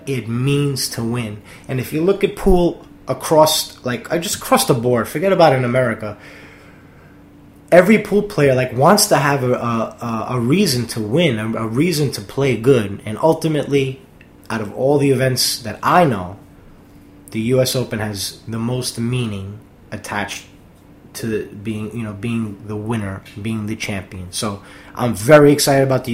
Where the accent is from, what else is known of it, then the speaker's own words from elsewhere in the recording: New York, United States; I'm a New Yorker.